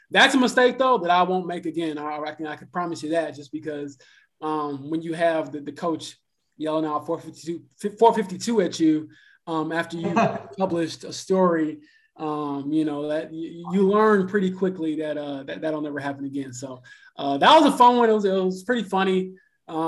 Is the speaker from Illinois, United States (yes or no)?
yes; Chicago, Illinois, United States; the Chicago Sky, which is, again, my hometown team